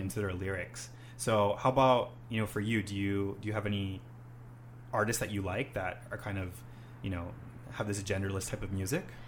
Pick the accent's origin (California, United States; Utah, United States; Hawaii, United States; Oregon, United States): Hawaii, United States; Honolulu; now in Japan; I'm from Honolulu, Hawaii